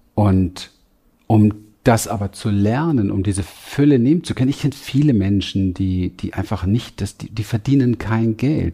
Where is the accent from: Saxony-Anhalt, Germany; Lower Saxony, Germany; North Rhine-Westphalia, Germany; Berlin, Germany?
Berlin, Germany; ich bin groß geworden in Berlin, im Berliner Hinterhof.